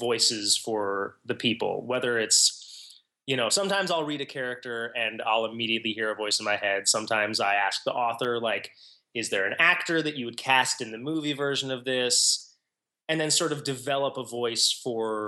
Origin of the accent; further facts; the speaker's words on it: Washington, District of Columbia, United States; moved away; I was born in Washington, D.C., and I have returned there in adulthood.